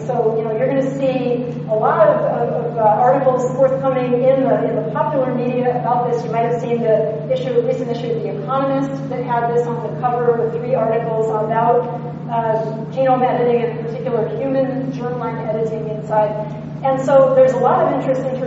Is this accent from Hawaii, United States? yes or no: yes; Hawaii, United States; now in California, United States; Hawaii, which was great, back to my hometown